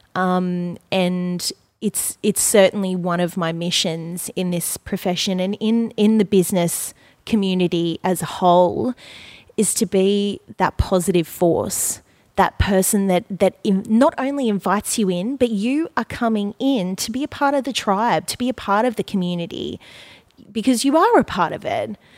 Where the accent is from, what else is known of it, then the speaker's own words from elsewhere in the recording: Gold Coast, Queensland, Australia; I grew up on the Gold Coast. I was born and raised here